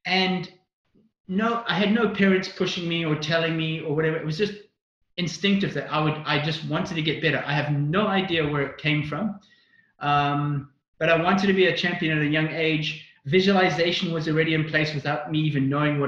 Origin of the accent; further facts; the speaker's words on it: South Africa; also born or lived in Northern Ireland; I was born in Northern Ireland. I lived there until I was 6, and then we immigrated to South Africa